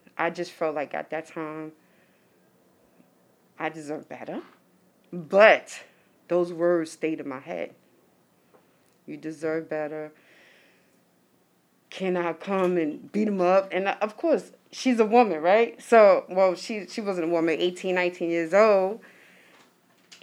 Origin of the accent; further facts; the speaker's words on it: New York City, New York, United States; I'm from Harlem, coming out to Brooklyn